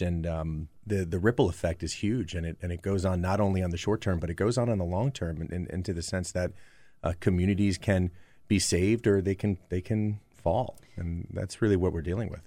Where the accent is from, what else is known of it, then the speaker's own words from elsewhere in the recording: New Jersey, United States; moved away; my youth growing up in New Jersey